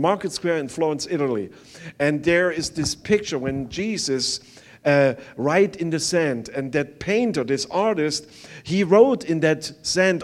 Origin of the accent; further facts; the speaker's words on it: East Germany, Germany; English is a second language; moved away; I was growing up on the East side